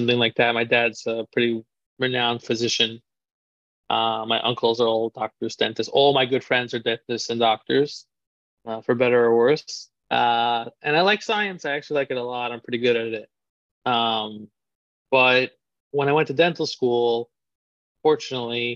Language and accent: English; New York City, New York, United States; I grew up in Queens, New York, one of the boroughs of New York City